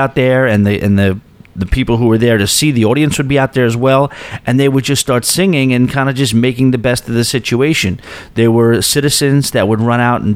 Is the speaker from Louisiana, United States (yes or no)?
no; East Rockaway, New York, United States; also born or lived in Astoria, New York; I go to my hometown of East Rockaway